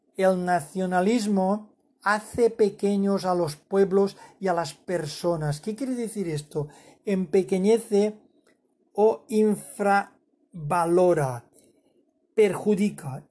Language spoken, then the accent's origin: Spanish; Spain; yo como español